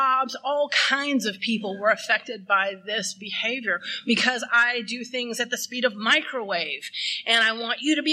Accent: Texas, United States; I'm from Texas

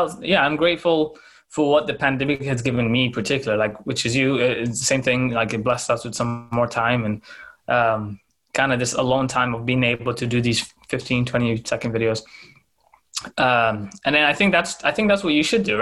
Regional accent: Canada; It's about being Canadian. It can be about being black. It can be about being like, in particular, like Sudanese.

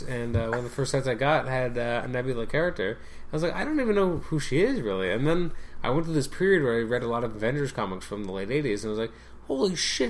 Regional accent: Canada; we're Canadian.

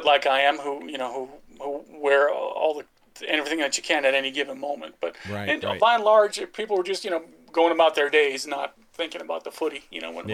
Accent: United States; accent: American; my American accent's pretty strong

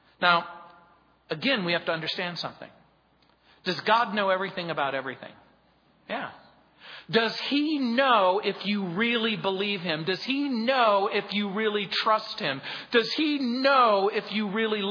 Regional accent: Mojave Desert, California, United States; I grew up in the Mojave Desert

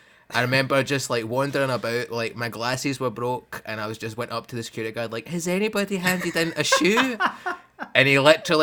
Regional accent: Scotland, United Kingdom; I ended up being the Scottish boy of bad gaming

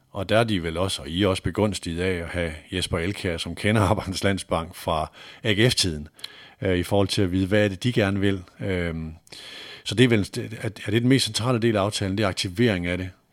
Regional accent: North Jutland, North Denmark Region, Denmark; jeg er selv nordjyde

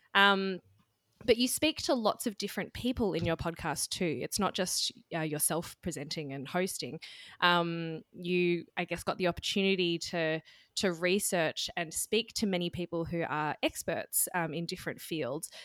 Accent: Australia; as an Australian

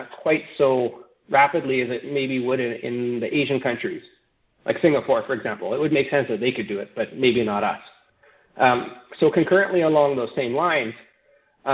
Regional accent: Canada; as a Canadian

